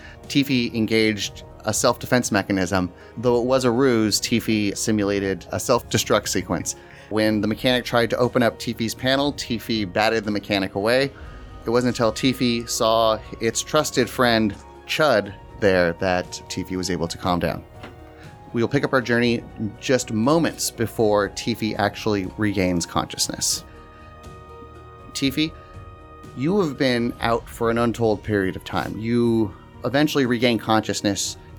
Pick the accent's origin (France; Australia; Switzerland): Australia; As an Australian, let me just say, New Zealand is number one.